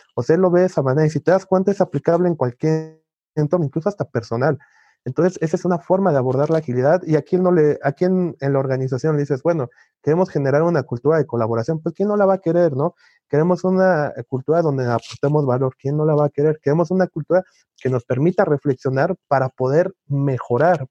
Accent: Mexico; Soy mexicano.

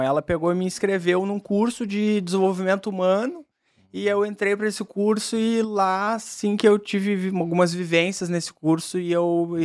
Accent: Caxias do Sul, Rio Grande do Sul, Brazil; also born or lived in Porto Alegre; Sou natural de Caxias do Sul

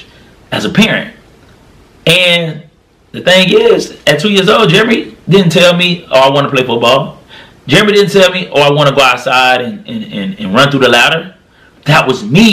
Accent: Florida, United States; now in Tennessee, United States; I live in Tennessee, but I was raised in Florida

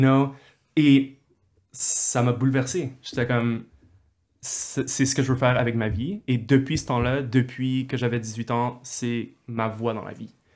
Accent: Montreal, Quebec, Canada; je suis né à Montréal et je suis allé au secondaire avec toi, Paul, Collège de Montréal

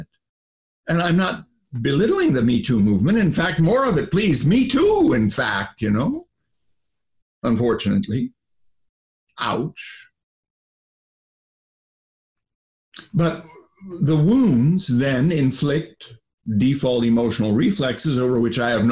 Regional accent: United States; I grew up in the United States of America

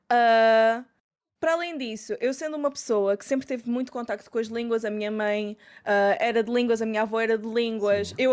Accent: Lisbon, Portugal; accent: Lisbon; now in Braga, Portugal; Mas é tipo, o meu sotaque de Lisboa, onde é que ele foi?

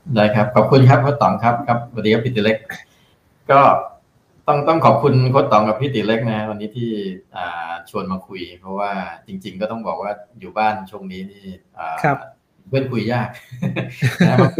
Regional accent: Thailand; also born or lived in Singapore; ก็ก็ขอ Early Retire ออกมาเพื่อจะกลับมาช่วยบ้านเกิด

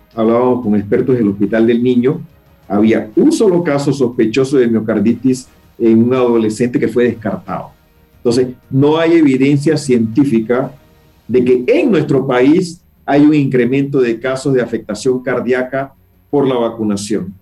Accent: Panama; como panameños

